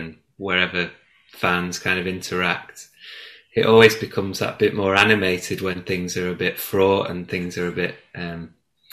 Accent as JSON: {"language": "English", "town": "Chorley", "region": "North West England", "country": "United Kingdom", "tie": "born or raised there", "said": "I grew up in Chorley in Lancashire"}